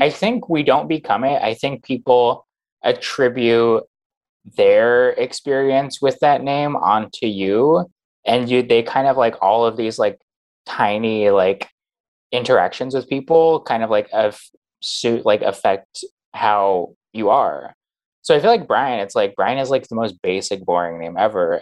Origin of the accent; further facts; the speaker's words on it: Phoenix, Arizona, United States; now in New York, United States; I'm from Phoenix